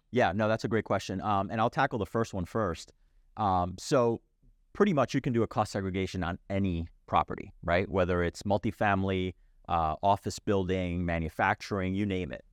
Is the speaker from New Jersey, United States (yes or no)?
yes; New Jersey, United States; my home state of New Jersey